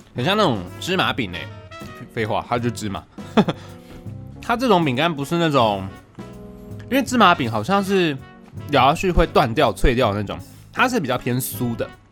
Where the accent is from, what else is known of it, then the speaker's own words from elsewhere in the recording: Taichung, Taiwan; moved away; 我身为一个台中人